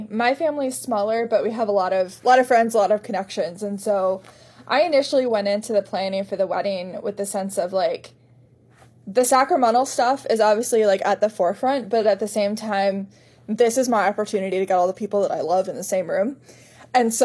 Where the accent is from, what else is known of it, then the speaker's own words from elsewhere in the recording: Indianapolis, Indiana, United States; also born or lived in Fort Wayne, Indiana; I grew up in Indianapolis